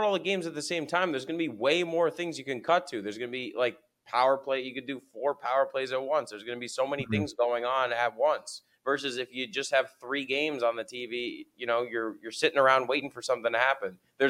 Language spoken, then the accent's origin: English; New Jersey, United States; People can tell I'm like a foreigner down here because I came down from New Jersey and I don't have any tan.